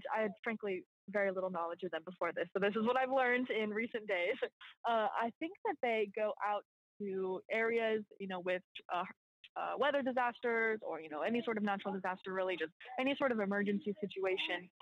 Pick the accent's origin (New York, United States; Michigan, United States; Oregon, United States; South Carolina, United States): Oregon, United States; just outside of Portland; moved away as an adult; also born or lived in Central Texas; now in New Orleans, United States; So I was born and raised just outside of Portland, Oregon, and then spent 4 years in college in Central Texas